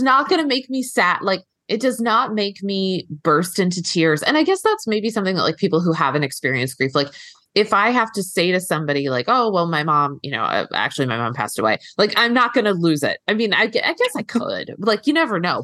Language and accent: English; East Coast, United States; now in Los Angeles, United States; I'm here in, in L A now and I'm from, I'm from the East Coast